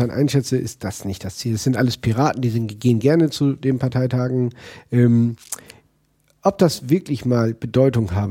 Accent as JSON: {"language": "German", "region": "Northern Germany", "country": "Germany", "said": "Ich komme aus Norddeutschland, muss nach"}